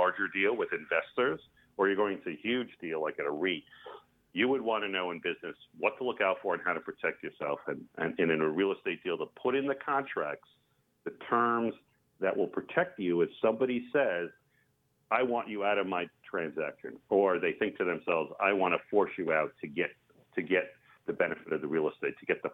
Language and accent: English; Long Island, New York, United States; now in Half Moon Bay, United States; I grew up on Long Island